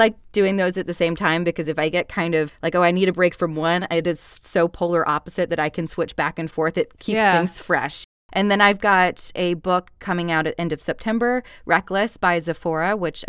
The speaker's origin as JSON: {"language": "English", "region": "Georgia", "country": "United States", "accent": "Southern", "said": "a Southern accent, because I'm from Georgia."}